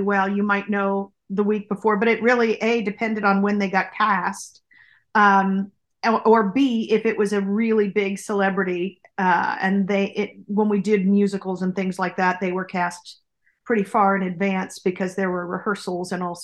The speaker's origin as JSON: {"language": "English", "area": "Oakland, Los Angeles area", "region": "California", "country": "United States", "tie": "born or raised there", "said": "I was born in Oakland, and I was there until I started working as an actor when I was about 9, and then moved down to the LA area"}